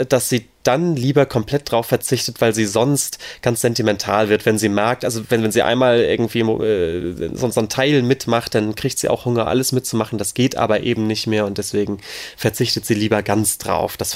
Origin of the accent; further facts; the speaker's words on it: Northern Germany, Germany; weil als Norddeutscher kennt man das ja gar nicht.